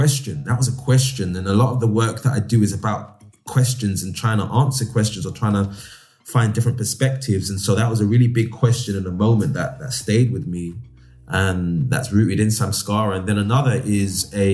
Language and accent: English; Nigeria; as a Nigerian boy growing up, my dad was old school